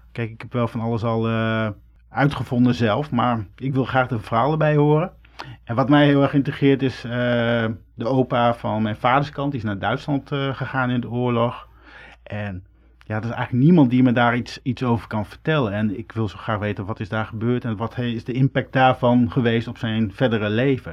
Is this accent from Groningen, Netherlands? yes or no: yes; Groningen, Netherlands; Ik ben geboren in Groningen